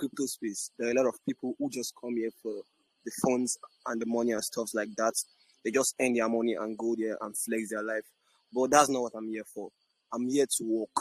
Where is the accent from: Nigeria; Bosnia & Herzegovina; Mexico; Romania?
Nigeria; I'm from Nigeria, born and brought up in Nigeria